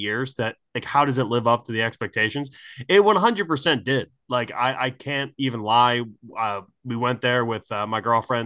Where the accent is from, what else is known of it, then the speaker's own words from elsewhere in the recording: Appalachian Mountains, United States; also born or lived in Shenandoah Valley, Virginia; I grew up around the Appalachian Mountains. I went to school in the middle of the Shenandoah Valley